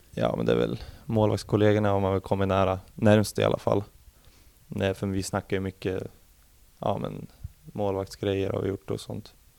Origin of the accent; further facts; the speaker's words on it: Arboga, Västmanland, Sweden; also born or lived in Eskilstuna; now in Norrköping, Sweden; I Arboga södra, heter det. En liten stad där jag är ifrån.